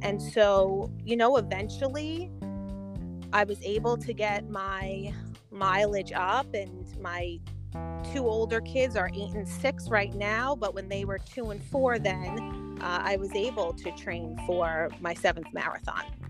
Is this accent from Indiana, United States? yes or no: no; New York City, New York, United States; I'm born and raised in Queens, New York.